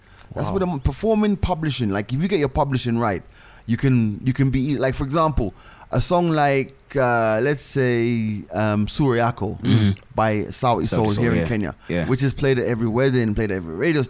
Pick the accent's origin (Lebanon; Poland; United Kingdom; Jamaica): Jamaica; I grew up in Jamaica in the 80s.